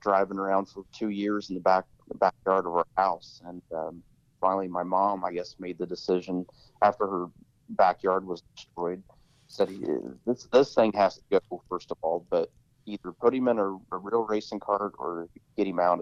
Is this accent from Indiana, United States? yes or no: yes; Columbus, Indiana, United States; I grew up in Columbus, Indiana, which is the headquarters for Cummins Engine Company